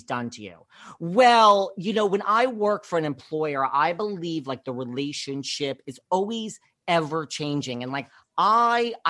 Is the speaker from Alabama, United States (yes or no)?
no; New York, United States; I'm from New York